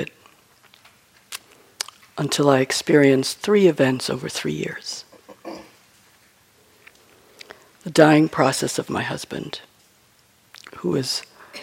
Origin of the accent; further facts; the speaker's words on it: New York, United States; I'm from New York